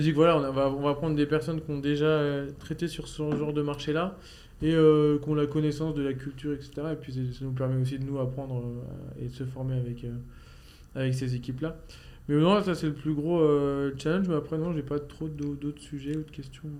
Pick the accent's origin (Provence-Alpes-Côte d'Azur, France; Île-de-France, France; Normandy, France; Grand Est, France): Normandy, France; je viens de Normandie